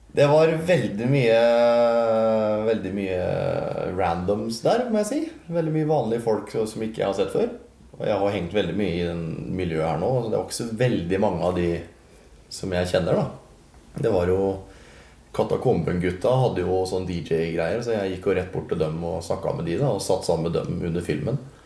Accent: Halden, Østfold, Norway; jeg er fra Isebakke

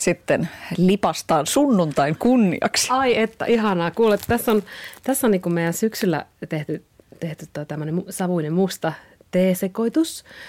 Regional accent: Kuopio, North Savo, Finland; accent: Savo; moved away as an adult; now in Helsinki, Finland; No kyllähän se kuopiolaisuus ja savolaisuus on tosi vahvasti itsellä

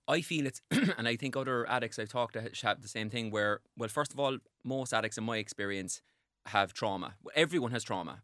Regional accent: Cork, Munster, Ireland; I grew up in Cork

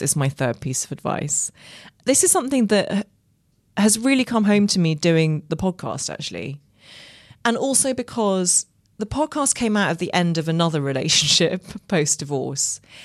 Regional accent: Ireland; I grew up in Ireland

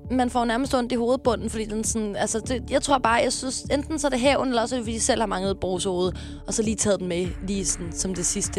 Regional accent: Sorø, Zealand, Denmark; Jeg er fra Sorø

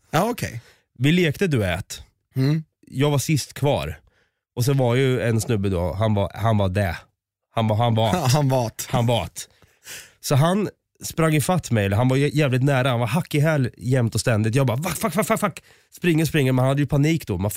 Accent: Östergötland, Sweden

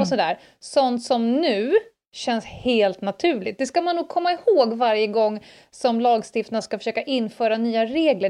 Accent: Stockholm, Stockholm County, Sweden; det här fanns inte på Södermalm när jag växte upp

